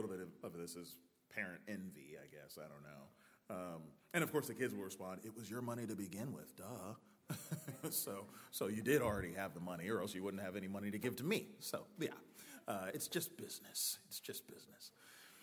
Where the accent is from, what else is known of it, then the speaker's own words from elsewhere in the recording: United States; also born or lived in Wake Forest, North Carolina; now in Youngsville, United States; I'm American